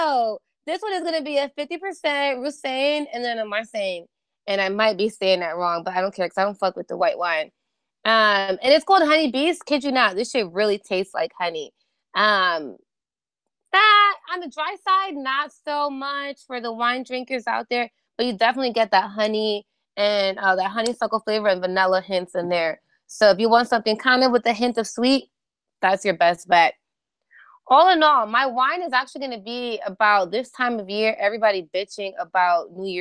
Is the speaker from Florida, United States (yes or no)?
no; New York, United States; also born or lived in Orlando; I'm a New Yorker through and through.